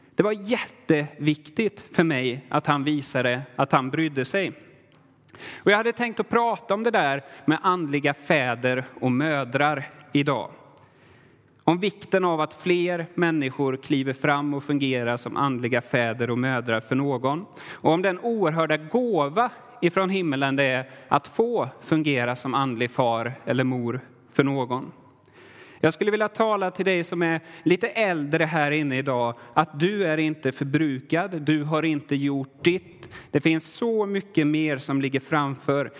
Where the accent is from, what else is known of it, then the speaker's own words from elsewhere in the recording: Sweden; now in Värmland, Sweden; jag är svensk, har alltid varit svensk